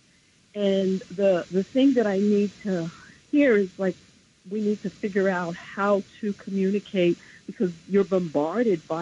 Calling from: New Rochelle, New York, United States; I'm calling from New Rochelle.

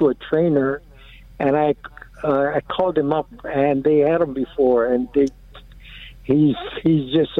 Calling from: Maui, Hawaii, United States; Hello, I'm calling from Maui.

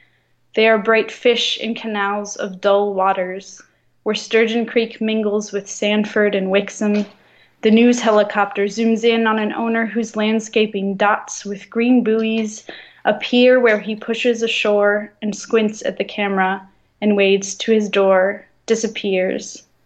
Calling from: France; Yeah, I'm calling from France.

